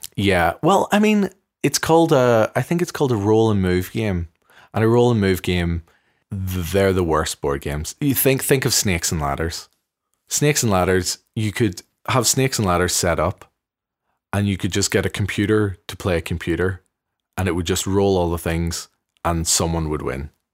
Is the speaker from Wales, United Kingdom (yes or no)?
no; Belfast, Northern Ireland, United Kingdom; moved away; me growing up in the Armour Road, it feels to me a very progressive place in Belfast